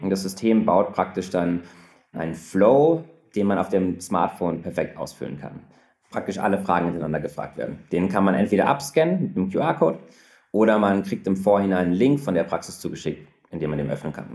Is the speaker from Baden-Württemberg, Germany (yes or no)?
no; Frankfurt, Hesse, Germany; moved away as an adult; also born or lived in Munich; now in Berlin, Germany; ich bin gebürtiger Frankfurter und bin dann zum Studieren letztlich nach München gefahren